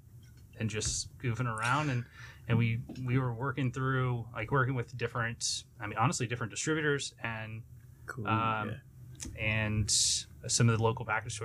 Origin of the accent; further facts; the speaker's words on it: Beaumont, Texas, United States; also born or lived in Austin/Kyle, Texas / Port Neches, Texas; born and raised in the South end of Beaumont.